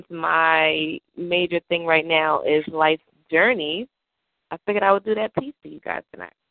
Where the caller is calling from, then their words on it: New York, United States; Well, I'm in New York, as you guys know, and I am slowly making my way to Maryland